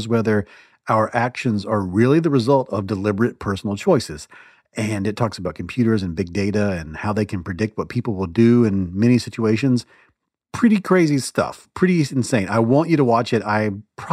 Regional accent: the South, United States; I grew up in the South

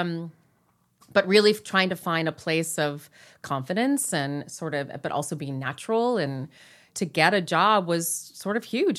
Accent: Long Beach, California, United States; I grew up in here, Southern

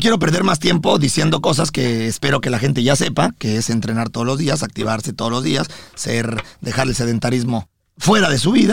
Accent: Mexico; now in United States; yo como mexicano

